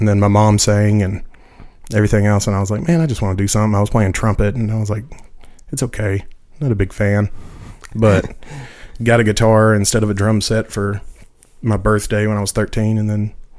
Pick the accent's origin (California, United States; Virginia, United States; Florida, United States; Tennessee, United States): Tennessee, United States; Waverly; moved away as an adult; also born or lived in Jackson, Tennessee; now in Nashville, United States; growing up in Waverly, it's difficult to say that you want to be a guitar player because we're so close to Nashville